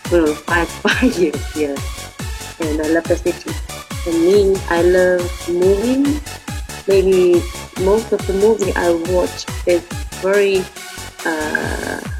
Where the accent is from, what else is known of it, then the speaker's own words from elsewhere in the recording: Leizhou, Guangdong, China; English is a second language; moved away as an adult; now in Guangzhou, China; it's 500, 500 miles, uh, no, 500 kilo, kilometers from my hometown to Guangzhou.